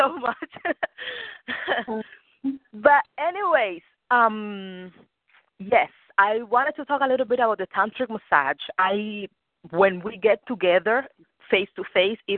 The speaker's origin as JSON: {"language": "English", "country": "Cuba", "second_language": "English", "moved": "yes", "lives_now": "Rhode Island, United States", "said": "I'm Cuban. I'm from Cuba"}